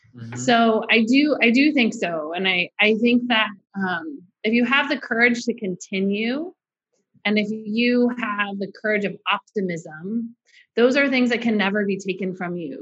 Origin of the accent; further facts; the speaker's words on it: Orange County, California, United States; I grew up in Orange County.